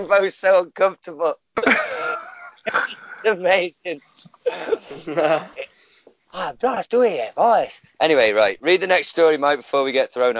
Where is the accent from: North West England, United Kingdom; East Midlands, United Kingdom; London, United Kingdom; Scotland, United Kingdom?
Scotland, United Kingdom; Glasgow; Right, is this racist if I do this voice? I'm from Glasgow. Is that racist?